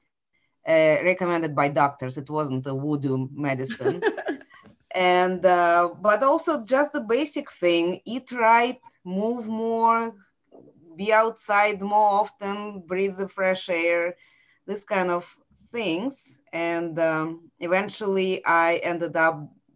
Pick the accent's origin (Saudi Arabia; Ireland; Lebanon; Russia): Russia; Saint Petersburg; English is a second language; moved away as an adult; now in Atlanta, United States; this is where I was born and raised